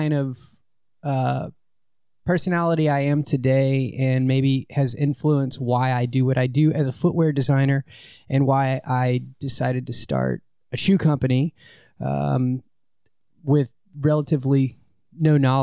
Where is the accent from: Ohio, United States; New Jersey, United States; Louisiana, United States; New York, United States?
Louisiana, United States; Lake Charles; growing up in Lake Charles